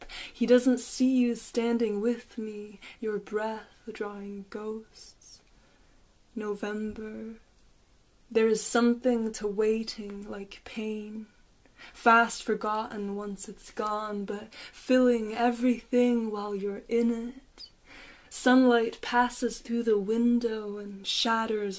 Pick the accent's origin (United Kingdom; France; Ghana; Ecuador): France; Paris, Île-de-France; now in Dublin, Ireland; I was born in Paris. I'm in Dublin now.